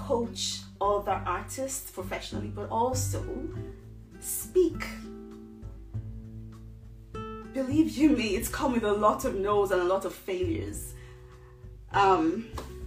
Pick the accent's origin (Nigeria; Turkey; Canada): Nigeria; now in Derby, United Kingdom; I come from a little town in the UK called Derby. I'm originally from Nigeria